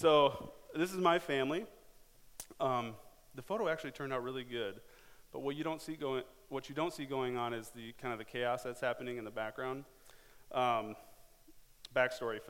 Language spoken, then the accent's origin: English; Cedar Falls, Iowa, United States; I grew up here in Cedar Falls, graduated from Cedar Falls High School